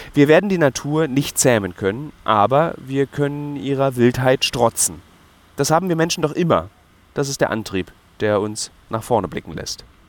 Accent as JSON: {"language": "German", "region": "Berlin", "country": "Germany", "tie": "born or raised there", "said": "ich in einem Berlin, das zweigeteilt existiert und meine Identität scharfkantig geprägt hat"}